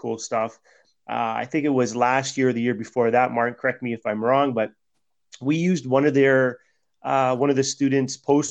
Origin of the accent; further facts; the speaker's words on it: Toronto, Ontario, Canada; I grew up in Flemo